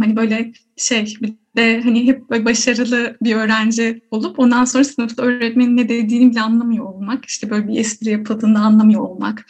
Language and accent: Turkish; Yalova, Turkey; also born or lived in Istanbul; Yalova'lıyım diyebilirim. Ee, orada büyüdüm.